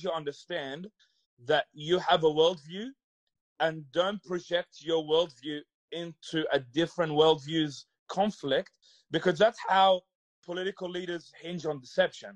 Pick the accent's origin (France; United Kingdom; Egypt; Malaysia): Egypt; also born or lived in Thailand; now in Australia; I grew up in Egypt